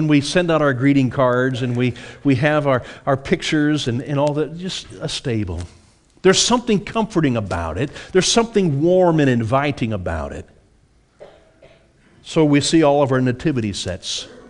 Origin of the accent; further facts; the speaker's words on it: Beaufort, United States; I was brought up out in Beaufort on a family farm, and I got to spend a lot of time out in our barn and in our horse stables.